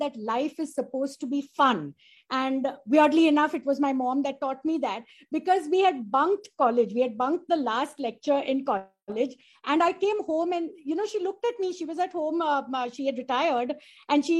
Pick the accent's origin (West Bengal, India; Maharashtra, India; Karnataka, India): Maharashtra, India; Mumbai; I'm a Bombayite too.